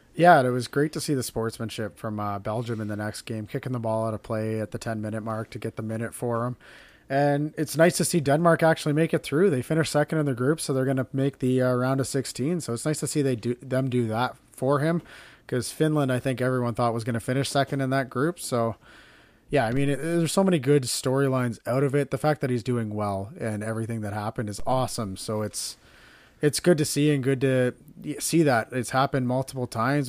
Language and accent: English; Canada; as a Canadian